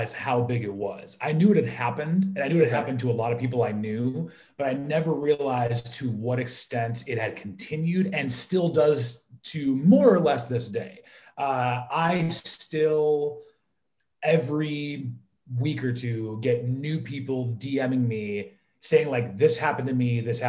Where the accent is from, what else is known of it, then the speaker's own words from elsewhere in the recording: Illinois, United States; I grew up in Illinois.